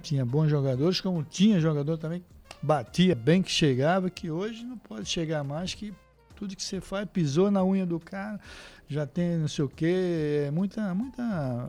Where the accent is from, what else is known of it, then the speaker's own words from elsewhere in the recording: Olinda, Pernambuco, Brazil; moved away as an adult; also born or lived in Recife, Brazil / São Paulo, Brazil; eu morei em Recife, né, no bairro Santo Amaro. Aí depois fui morar em Olinda com meu pai